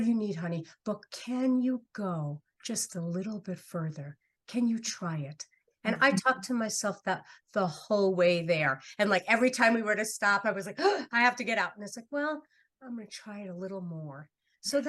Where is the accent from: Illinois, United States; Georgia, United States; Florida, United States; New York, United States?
New York, United States; New York City; moved away; I'm from New York City originally